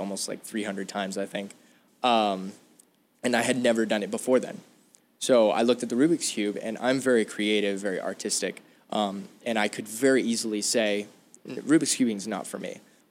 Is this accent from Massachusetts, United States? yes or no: no; Arizona, United States; I'm from Arizona.